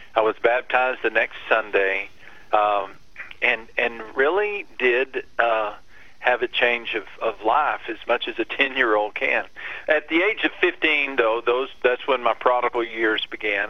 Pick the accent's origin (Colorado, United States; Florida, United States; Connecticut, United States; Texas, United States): Texas, United States; West; I grew up in West Texas.